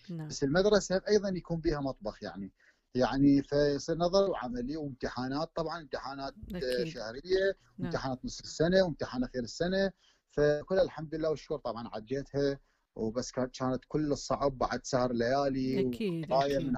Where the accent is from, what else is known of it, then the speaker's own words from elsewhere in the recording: Iraq; moved away as an adult; also born or lived in Syria / Turkey; now in Germany; من العراق انا طبعا يعني من العراق انا شيف اشتغل وبعدين طبعا سافرت لسوريا وايضا اشتغلت شيف بعدين سافرت تركيا ايضا اشتغلت